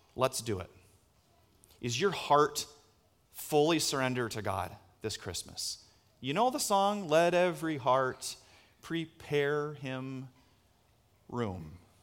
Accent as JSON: {"language": "English", "town": "Story City", "region": "Iowa", "country": "United States", "tie": "born or raised there", "said": "where I grew up in Story C-, anybody ever heard of Story City?"}